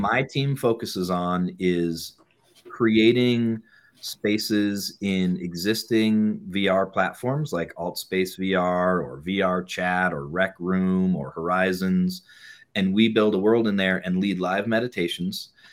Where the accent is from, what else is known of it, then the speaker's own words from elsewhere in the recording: New England, United States; also born or lived in Bay Area, California; now in Boulder, United States; I grew up in New England